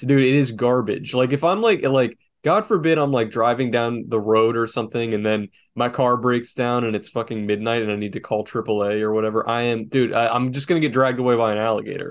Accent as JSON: {"language": "English", "region": "South Florida", "country": "United States", "tie": "born or raised there", "also_born_or_lived": "North Carolina", "said": "I'm from South Florida and there's a lot of Jews here"}